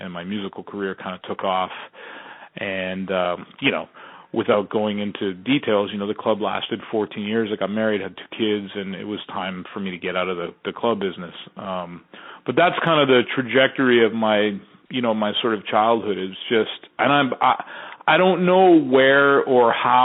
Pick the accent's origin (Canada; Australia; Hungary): Canada; born or raised there; also born or lived in Texas